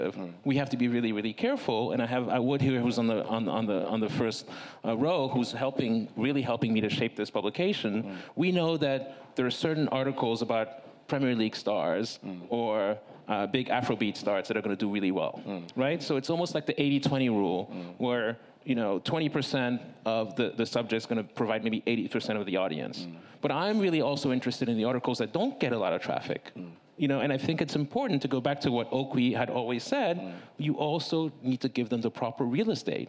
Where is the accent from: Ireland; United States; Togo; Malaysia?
Togo; Lomé, Maritime; moved away; I'm a native son and I was born in Togo